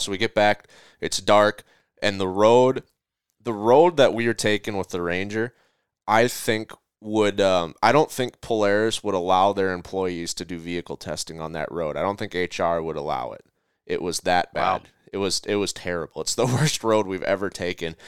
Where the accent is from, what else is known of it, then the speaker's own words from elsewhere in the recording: Minnesota, United States; my hometown of or home state of Minnesota